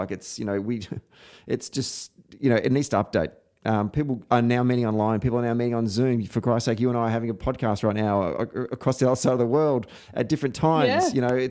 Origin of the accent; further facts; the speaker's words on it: Victoria, Australia; in my home state of Victoria